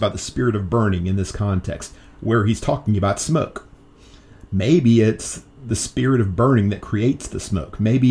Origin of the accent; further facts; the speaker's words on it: United States; maybe being American